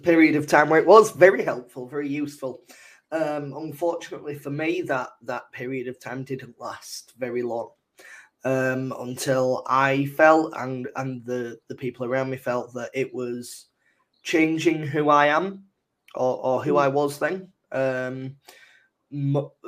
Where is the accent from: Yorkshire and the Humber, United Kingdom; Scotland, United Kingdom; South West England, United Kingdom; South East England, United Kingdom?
Yorkshire and the Humber, United Kingdom; Leeds; I'm from Leeds.